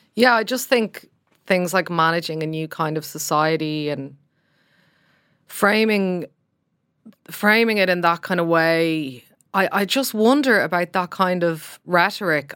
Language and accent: English; Ireland; as Irish people